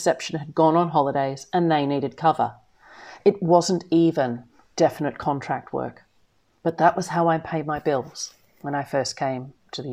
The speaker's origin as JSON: {"language": "English", "town": "Melbourne", "region": "Victoria", "country": "Australia", "tie": "born or raised there", "moved": "as an adult", "lives_now": "United Kingdom", "said": "Melbourne's been my hometown since I was 10 years old. I'd done my secondary schooling there, I'd gone to university in Melbourne"}